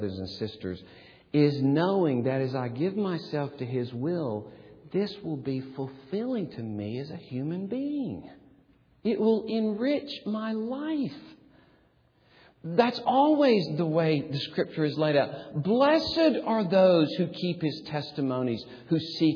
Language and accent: English; Gadsden, Alabama, United States; moved away; my hometown, Gadsden